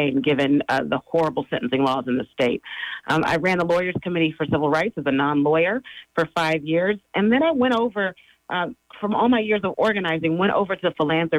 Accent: San Francisco, California, United States; I was born and raised here in the Bay Area in the Fillmore in San Francisco.

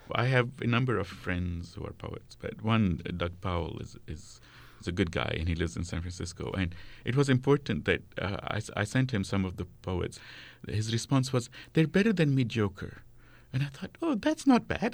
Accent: Kuwait; first language Arabic; moved away; also born or lived in Amman, Jordan / Lebanon; I grew up in Kuwait

